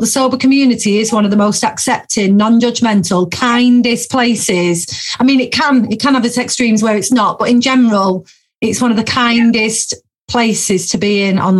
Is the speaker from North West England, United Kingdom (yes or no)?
yes; Lancashire-Yorkshire border, North West England, United Kingdom; moved away; We're on the Lancashire-Yorkshire border. So we're literally just, honestly, we're about, well, not so much me anymore, but where we grew up is walking distance to the Yorkshire border.